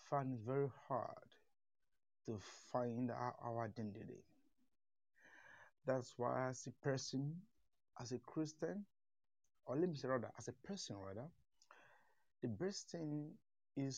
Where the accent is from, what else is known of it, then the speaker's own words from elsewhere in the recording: eastern Nigeria, Nigeria; I'm from Nigeria, the eastern part of Nigeria, but I'm based in the south